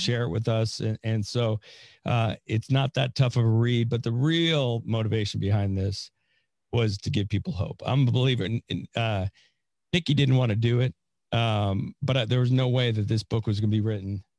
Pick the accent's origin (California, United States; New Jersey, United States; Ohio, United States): California, United States; San Francisco; now in Florida, United States; I'm from California, uh, but I also made a mis- not a mistake because I we went to a great school, but uh, yeah, I was born in San Francisco